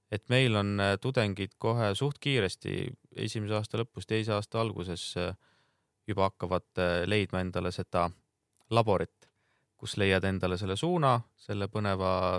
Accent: Rapla, Rapla County, Estonia; ma olen ise Raplast pärit

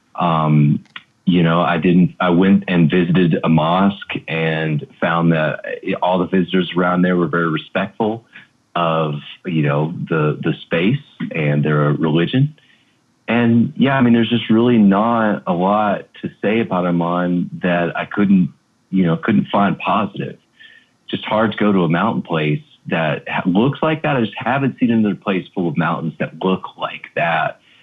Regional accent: United States; as an American

